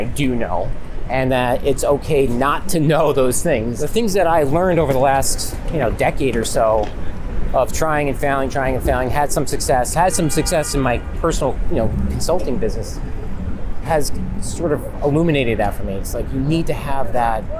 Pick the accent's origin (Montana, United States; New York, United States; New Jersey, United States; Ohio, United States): New York, United States; Catskill; I was born in Catskill, New York